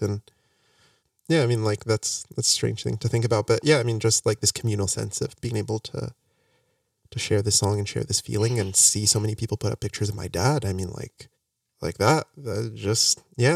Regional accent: Morocco; now in United States; I came back from Morocco

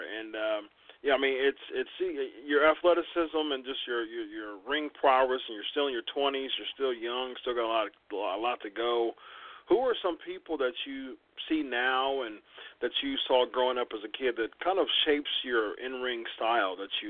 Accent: Columbus, Ohio, United States; my hometown, Columbus, Ohio.

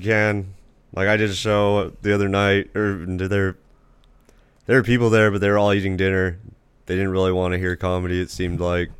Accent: Casa Grande, Arizona, United States; also born or lived in Phoenix, Arizona / Ak-Chin reservation, Arizona; I was born in Phoenix Indian Hospital. I grew up in Casa Grande for a little bit

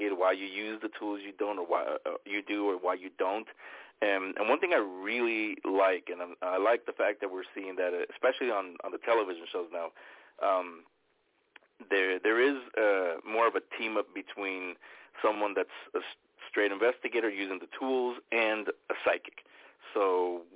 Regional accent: San Francisco, California, United States; It was in my home that I grew up in San Francisco.

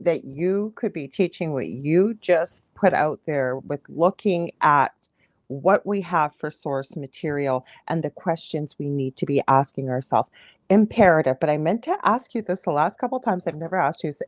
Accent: Canada; I'm a Canadian clairvoyant medium

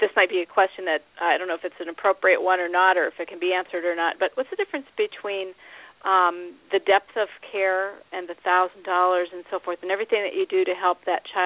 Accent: Midwest, United States; accent: Midwest; that's my Midwest accent

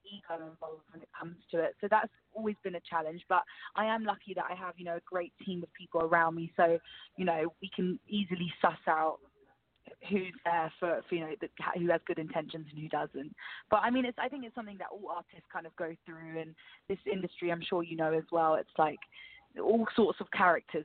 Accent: London, United Kingdom; I'm born and raised in England, in London

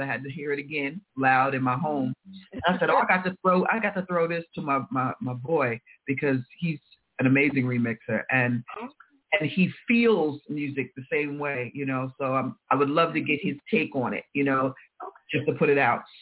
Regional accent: New York, United States; I'm a New Yorker and Kiss FM is on, you know, definitely on our dials here.

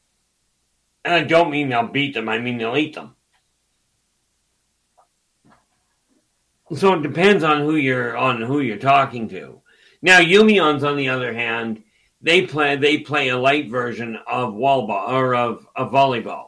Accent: Canada; Dave and I are Canadian.

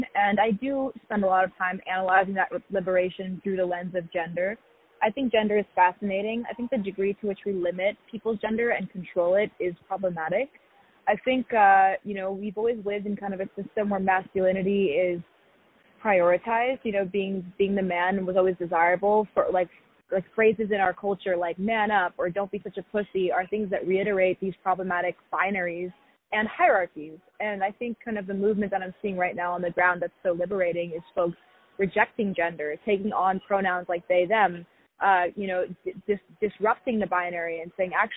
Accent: New York City, New York, United States; I grew up in New York City

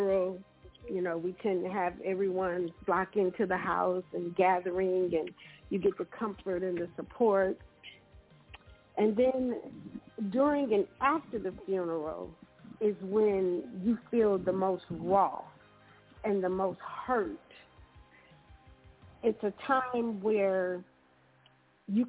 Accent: Saginaw, Michigan, United States; I grew up inner city in Saginaw, Michigan

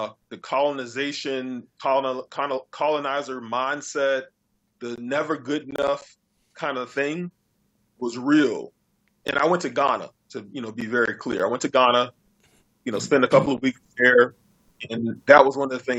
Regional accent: United States; being an American

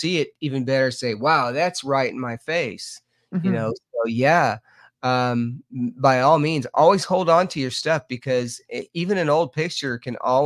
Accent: Lubbock, Texas, United States; now in Mineral Bluff, Georgia, United States; I'm originally from Lubbock, Texas

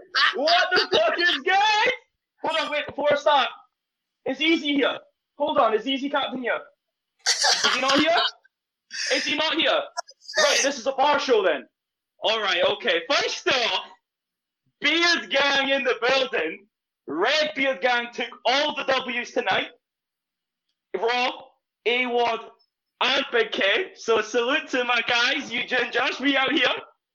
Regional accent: Scotland, United Kingdom; accent: Scottish; In my Scottish accent

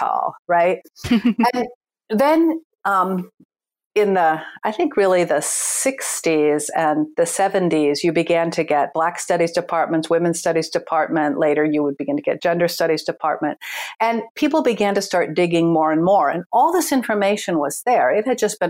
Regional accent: United States; I was born and raised in the United States

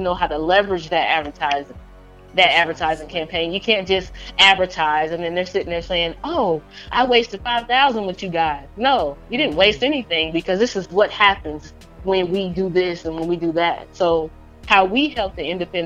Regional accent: Indiana, United States; now in Atlanta, United States; I'm from Indiana, so it's not like there was a lot of resources there available

